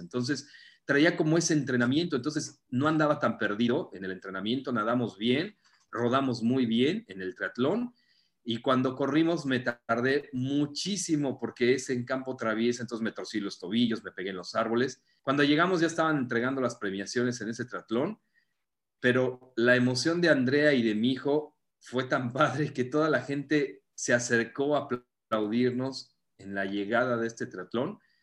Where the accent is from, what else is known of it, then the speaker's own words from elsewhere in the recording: Mexico City, Mexico; moved away as an adult; now in Playa del Carmen, Mexico; Yo soy de la Ciudad de México